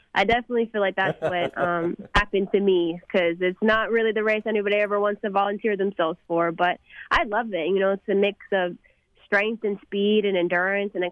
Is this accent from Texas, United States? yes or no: yes; McKinney, Texas, United States; my hometown of McKinney